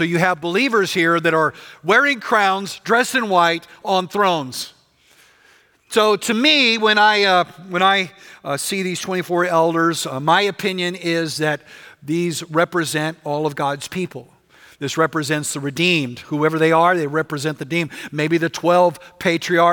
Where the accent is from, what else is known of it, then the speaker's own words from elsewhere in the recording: West Texas, United States; I grew up in West Texas